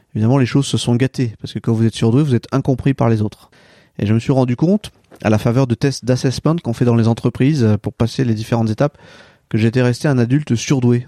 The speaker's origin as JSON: {"language": "French", "area": "near Châteauneuf-en-Thymerais", "region": "Centre-Val de Loire", "country": "France", "tie": "born or raised there", "also_born_or_lived": "Dreux", "moved": "yes", "said": "je suis né à Dreux, j'ai grandi à quelques kilomètres d'ici, euh, près de châteauneuf fortimeray"}